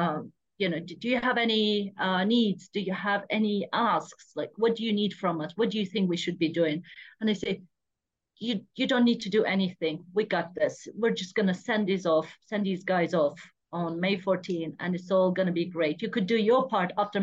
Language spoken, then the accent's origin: English; Diyarbakır, Diyarbakır Province, Turkey; Diyarbakır, my hometown, where I'm from exactly